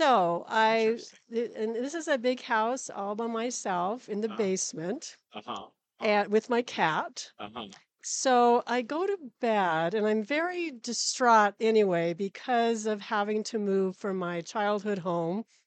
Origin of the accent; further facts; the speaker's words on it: St. Maries, Idaho, United States; also born or lived in Lake Coeur d'Alene, Idaho; grew up in St. Mary's, Idaho.